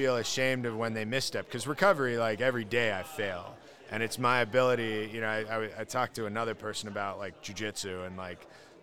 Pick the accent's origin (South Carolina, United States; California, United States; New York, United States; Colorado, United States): Colorado, United States; I grew up in Colorado, wonderful